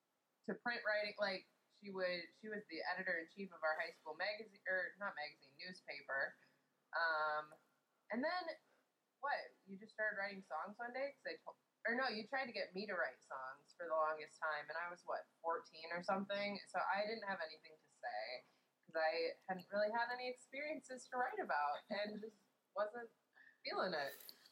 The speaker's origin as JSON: {"language": "English", "town": "Minneapolis", "region": "Minnesota", "country": "United States", "tie": "born or raised there", "said": "Well, we are sisters. I guess you can't tell because you can't see us. And we grew up in Minneapolis, Minnesota."}